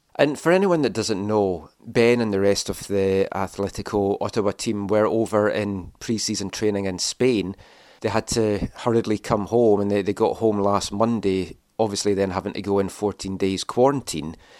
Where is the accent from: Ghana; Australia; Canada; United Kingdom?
United Kingdom; Scotland; I'm from Scotland.